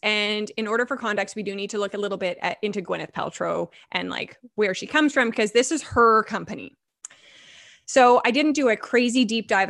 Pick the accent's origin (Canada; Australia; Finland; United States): Canada; Vancouver, British Columbia; I grew up in Vancouver.